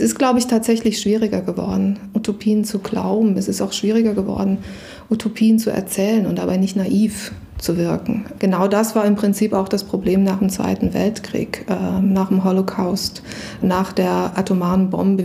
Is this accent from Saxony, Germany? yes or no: yes; Saxony, Germany; Ich bin in Sachsen aufgewachsen